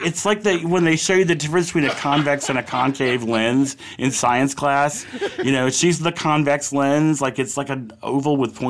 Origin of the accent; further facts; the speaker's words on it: United States; So, I mean, I'm fucking American. Generations born and bred.